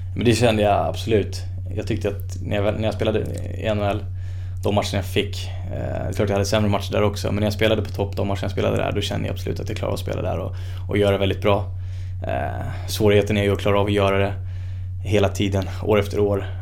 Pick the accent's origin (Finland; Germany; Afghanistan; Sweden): Sweden; här hemma i Sverige